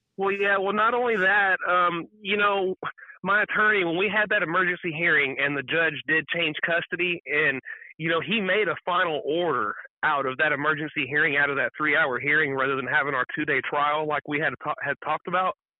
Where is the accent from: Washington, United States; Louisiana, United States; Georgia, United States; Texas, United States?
Texas, United States; I'm from Texas